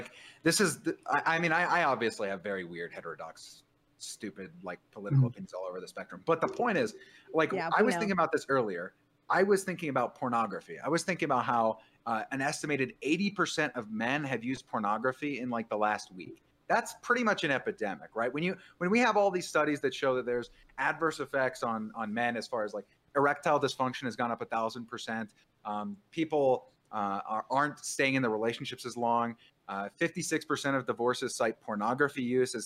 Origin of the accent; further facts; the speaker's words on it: San Marcos, California, United States; I grew up in Southern California, in the suburbs in San Diego, San Marcos, actually